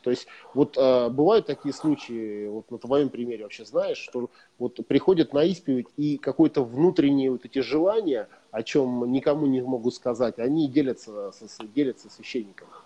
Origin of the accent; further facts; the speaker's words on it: Prokopyevsk, Kemerovo Oblast, Russia; я вырос в Прокопьевске, в, шахтер, в шахтерском угу. регионе и в шахтерской семье